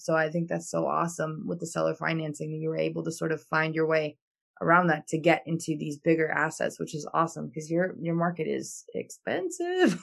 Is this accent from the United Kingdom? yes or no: no; Albania; now in United States; I come from Albania